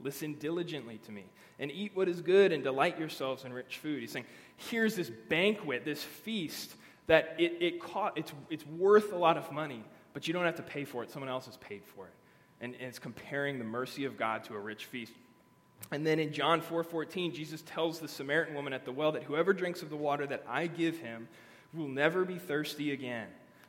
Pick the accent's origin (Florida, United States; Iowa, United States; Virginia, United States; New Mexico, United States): Virginia, United States; also born or lived in Germany; I grew up in Northern Virginia mostly, a lot of places, but Northern Virginia for middle school and high school. We came from Germany